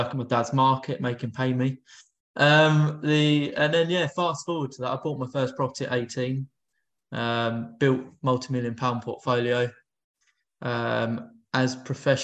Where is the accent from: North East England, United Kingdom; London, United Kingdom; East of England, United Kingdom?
London, United Kingdom; I grew up in North London